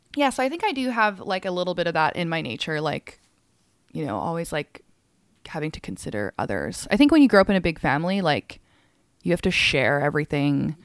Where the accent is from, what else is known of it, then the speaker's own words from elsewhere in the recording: Calgary, Alberta, Canada; also born or lived in England / Hong Kong; I grew up half my childhood, like, in Hong Kong. Um, and then I moved to Calgary at, like, still a pretty young age and spent most of my life there.